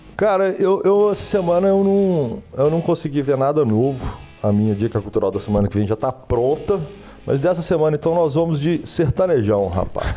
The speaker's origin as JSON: {"language": "Portuguese", "town": "Belo Horizonte", "region": "Minas Gerais", "country": "Brazil", "said": "nós estamos aqui em BH, que nós somos daqui de BH"}